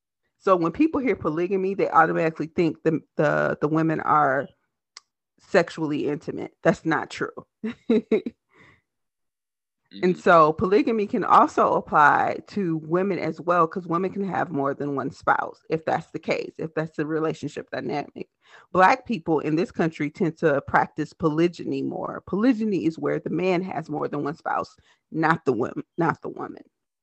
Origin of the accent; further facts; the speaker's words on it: Selma, Alabama, United States; now in Minneapolis, United States; I'm actually from Selma, Alabama, and I actually live in Minneapolis, Minnesota.